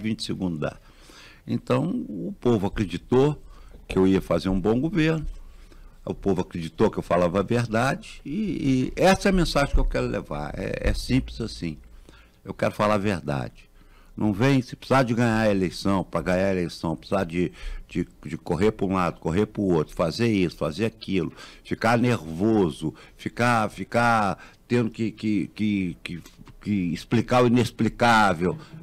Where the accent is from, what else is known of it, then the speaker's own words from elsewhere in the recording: Minas Gerais, Brazil; nós, mineiros